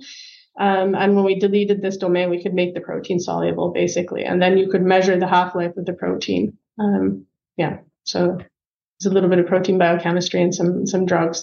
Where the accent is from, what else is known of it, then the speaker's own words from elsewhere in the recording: Canada; moved away as an adult; also born or lived in London, Ontario, Canada; now in Germany; I am Canadian